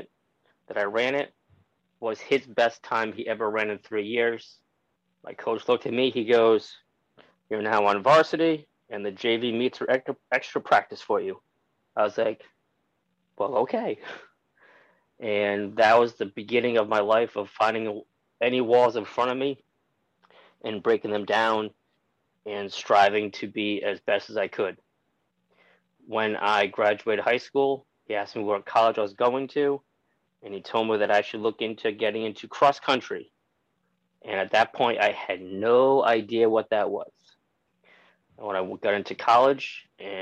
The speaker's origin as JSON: {"language": "English", "region": "Rhode Island", "country": "United States", "tie": "born or raised there", "said": "I'm originally from Rhode Island, where I was born and raised with my family who immigrated here from Portugal when they were children"}